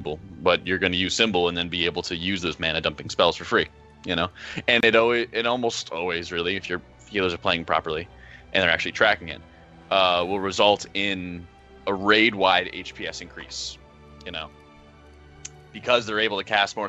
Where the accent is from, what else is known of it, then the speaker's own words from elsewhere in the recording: United States; I'm American